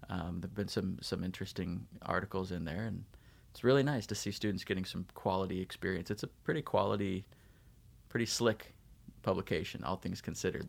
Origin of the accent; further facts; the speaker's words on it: Davis, California, United States; moved away as an adult; also born or lived in Utah / Provo, Utah / Ohio; I was born in Utah, moved to Southern California, moved to Northern California, graduated from high school in Davis near Sacramento